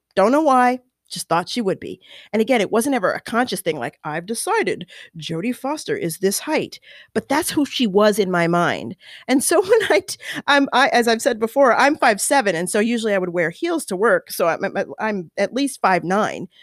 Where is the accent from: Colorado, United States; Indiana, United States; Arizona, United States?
Colorado, United States; moved away; I grew up in Colorado